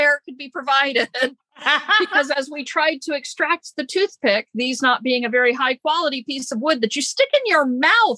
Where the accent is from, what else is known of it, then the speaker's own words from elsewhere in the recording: Florida, United States; I grew up in Florida